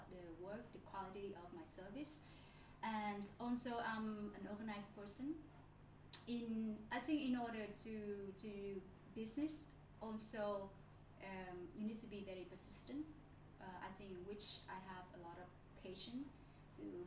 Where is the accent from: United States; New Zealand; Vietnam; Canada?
Vietnam; Nha Trang, Khanh Hoa; now in Ho Chi Minh City, Vietnam; because I'm from Nha Trang. I grew up at the beach.